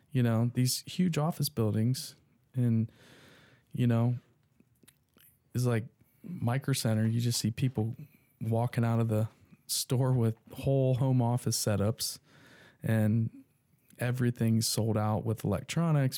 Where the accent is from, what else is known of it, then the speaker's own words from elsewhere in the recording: Dayton, Ohio, United States; I was born in Dayton